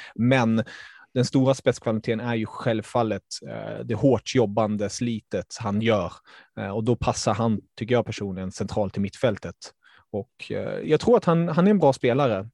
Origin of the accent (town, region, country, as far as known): Stockholm, Stockholm County, Sweden; born or raised there; also born or lived in Germany